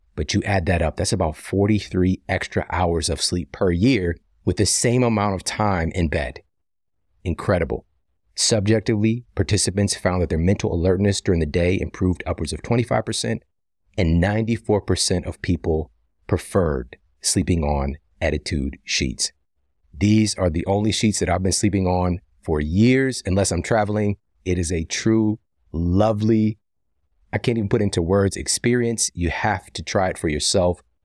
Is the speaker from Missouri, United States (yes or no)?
yes; St. Louis, Missouri, United States; I'm from Missouri, from yeah. St. Louis